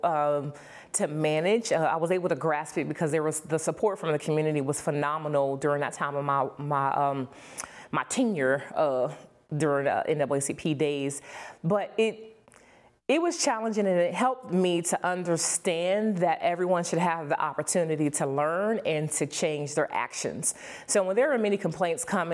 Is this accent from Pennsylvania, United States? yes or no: yes; Erie, Pennsylvania, United States; growing up in the Franklin Terrace, as a matter of fact, here in Erie, PA